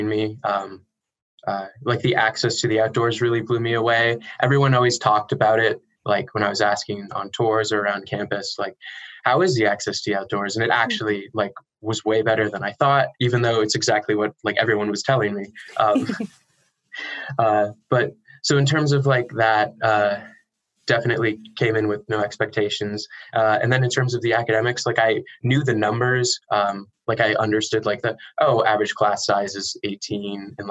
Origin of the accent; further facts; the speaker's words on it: Denver, Colorado, United States; moved away as an adult; now in Tacoma, United States; I'm originally from Denver, Colorado.